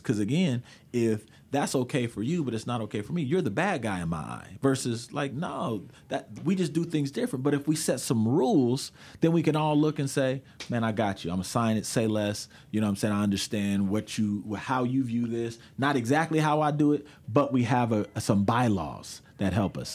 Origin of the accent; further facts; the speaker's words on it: Portland, Oregon, United States; I grew up in Portland when we had K B M S.